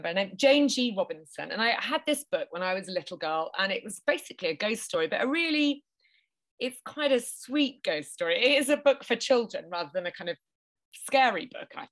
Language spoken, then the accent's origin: English; Norwich, East of England, United Kingdom; moved away as an adult; also born or lived in Japan; I'm from Norwich in Norfolk